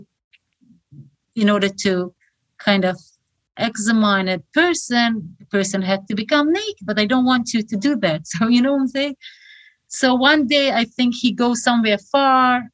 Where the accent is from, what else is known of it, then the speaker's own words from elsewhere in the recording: Khorog, Gorno-Badakhshan, Tajikistan; English is a second language; moved away as an adult; now in United States; I was born in Horog, it's a small city in Tajikistan, and I was born in the context of Soviet Union.